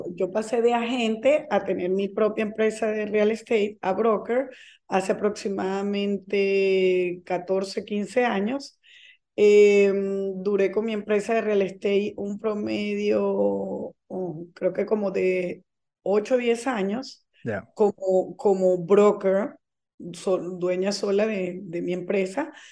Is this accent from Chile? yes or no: no; Venezuela; moved away as an adult; now in Florida, United States; yo soy venezolana de nacimiento, eh, tengo 23 años viviendo en Estados Unidos, específicamente en la Florida